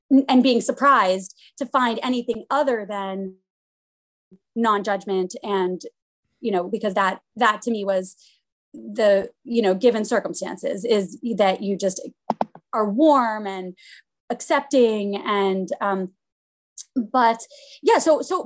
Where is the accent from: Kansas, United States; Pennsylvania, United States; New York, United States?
Pennsylvania, United States; Pittsburgh; moved away; also born or lived in Boston; I am from Pittsburgh and grew up conservative, actually at the Tree of Life Synagogue